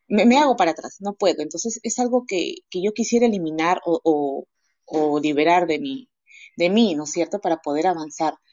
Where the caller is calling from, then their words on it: Peru; de Perú.